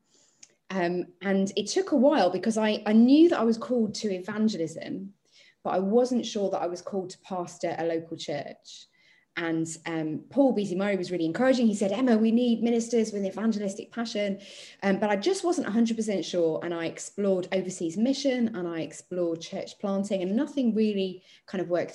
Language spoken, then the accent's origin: English; Chelmsford, East of England, United Kingdom; I was moving back to my hometown after studying away, and I needed to find a church